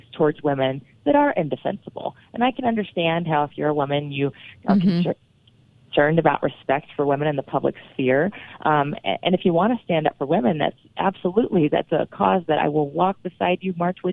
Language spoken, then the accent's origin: English; North Carolina, United States; moved away; I'm originally from North Carolina